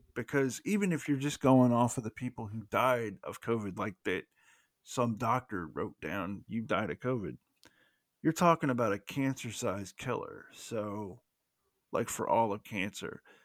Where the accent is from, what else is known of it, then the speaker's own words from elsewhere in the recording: the South, United States; accent: Southern; that was me with my Southern accent